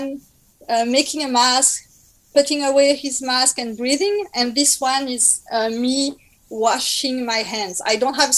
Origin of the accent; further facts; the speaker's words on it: France; accent: French; English is a second language; my French accent